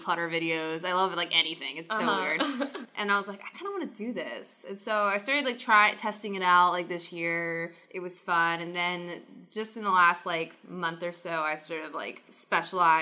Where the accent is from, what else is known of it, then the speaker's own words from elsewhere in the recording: Maryland, United States; moved away as an adult; also born or lived in New York; I grew up in Maryland